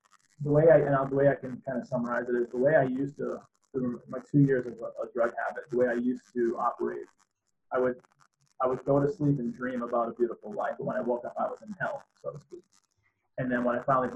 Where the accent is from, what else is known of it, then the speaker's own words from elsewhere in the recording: Boston, Massachusetts, United States; the town I grew up in Boston